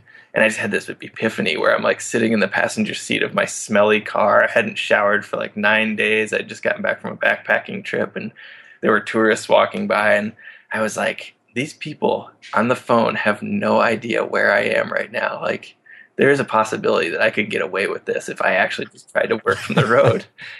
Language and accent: English; Midwest, United States; You know, I come from a pretty responsible background growing up in the Midwest.